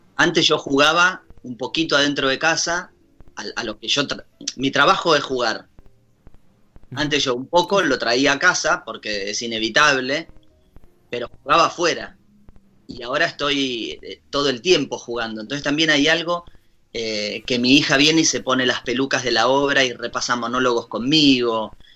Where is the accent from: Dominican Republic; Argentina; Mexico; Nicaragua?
Argentina; Ushuaia, Tierra del Fuego; nosotros somos la capital de las Malvinas